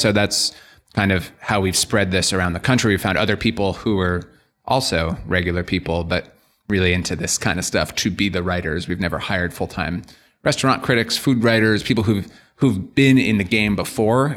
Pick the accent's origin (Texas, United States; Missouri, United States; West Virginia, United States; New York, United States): New York, United States; Scarsdale; I grew up in Scarsdale, New York, representing the nine one four here in Westchester